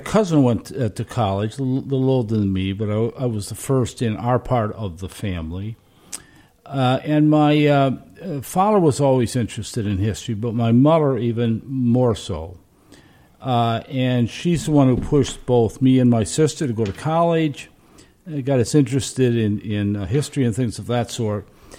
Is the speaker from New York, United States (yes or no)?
yes; Berne, New York, United States; I was born in Burn, New York, right up the hill from Altamont, where we're sitting today. Grew up there, wonderful place then, a wonderful place now. We still have the family farm. I went to a school at what was then called Burn Knox, now called Burn Knox Westerlo.